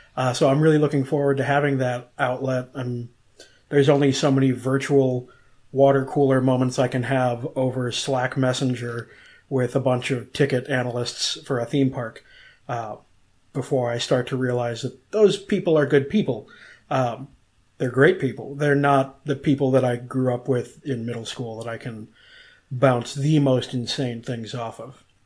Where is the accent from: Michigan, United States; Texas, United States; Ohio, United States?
Ohio, United States; Cleveland; moved away as an adult; now in Orlando, United States; growing up in Cleveland, living on both the east, south, and west sides of town